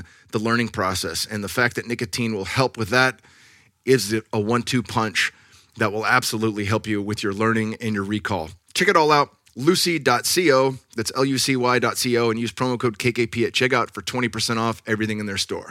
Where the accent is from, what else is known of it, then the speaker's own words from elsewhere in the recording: California, United States; now in Austin, United States; I'm from California.